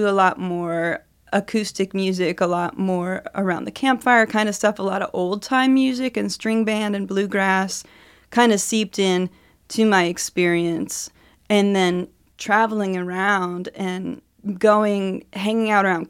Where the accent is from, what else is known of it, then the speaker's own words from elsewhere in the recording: Athens, Ohio, United States; I'm a songwriter from Athens, Ohio